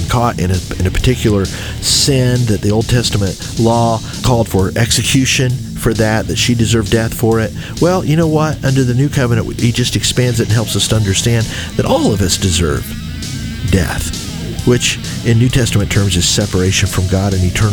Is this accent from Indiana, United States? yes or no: yes; Anderson, Indiana, United States; I grew up in Anderson, Indiana.